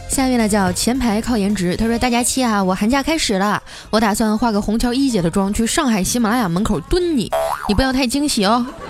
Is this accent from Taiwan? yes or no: no; Qitaihe, Heilongjiang, China; moved away; 我一土生土长东北人